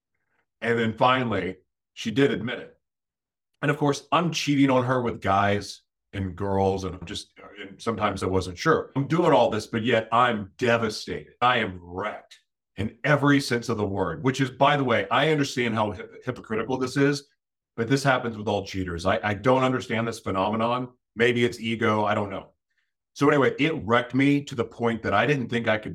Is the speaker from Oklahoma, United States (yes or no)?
yes; Oklahoma, United States; moved away; growing up in Oklahoma. And I moved away